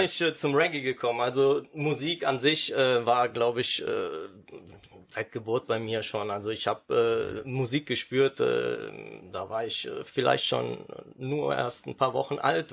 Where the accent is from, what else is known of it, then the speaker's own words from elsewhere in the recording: Düsseldorf, North Rhine-Westphalia, Germany; first language Sicilian and German; ich bin in Düsseldorf geboren